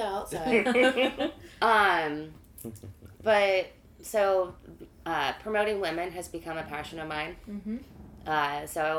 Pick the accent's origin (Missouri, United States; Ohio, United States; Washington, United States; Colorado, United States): Missouri, United States; St. Louis; also born or lived in Indiana; I was born in Indiana, grew up in St. Louis, moved around for a while.